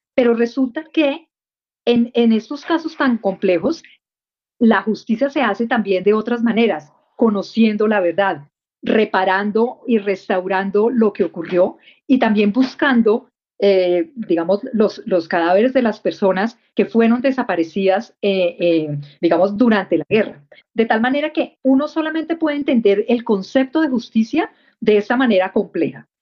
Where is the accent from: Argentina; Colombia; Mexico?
Colombia; hicimos como colombianos